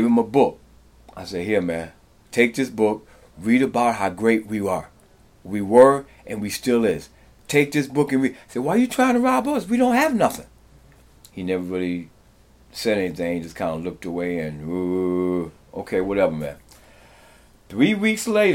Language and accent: English; Detroit, Michigan, United States; moved away as an adult; also born or lived in New York / Los Angeles / Kingston, Jamaica; now in Appleton, United States; Moved here to get away from Detroit, which is a rough place to grow up in.